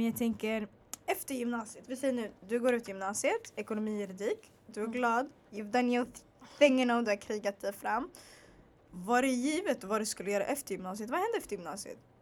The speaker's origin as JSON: {"language": "Swedish", "town": "Stockholm", "region": "Stockholm County", "country": "Sweden", "tie": "born or raised there", "said": "jag bara född och uppvuxen i Stockholm"}